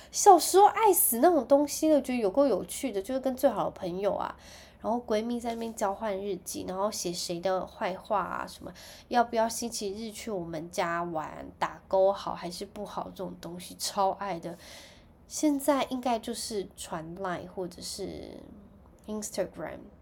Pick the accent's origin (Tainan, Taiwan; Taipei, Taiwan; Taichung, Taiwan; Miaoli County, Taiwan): Taichung, Taiwan; 其实我是住在台中，我小时候是住在台中市区的